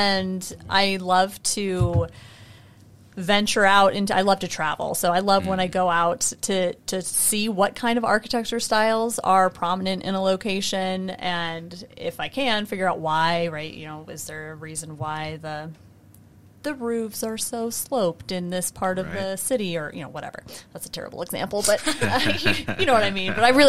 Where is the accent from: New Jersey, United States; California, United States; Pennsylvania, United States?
Pennsylvania, United States; also born or lived in New Hampshire / Minnesota / Elkhart; I was born in New Hampshire and moved around the country with my family. We lived in Minnesota. We lived in Elkhart. We lived in Pennsylvania, New Hampshire again. I spent my high school years in Pennsylvania